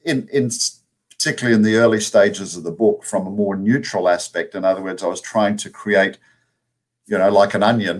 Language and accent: English; Australia; accent: Australian; now in United States; my Australian accent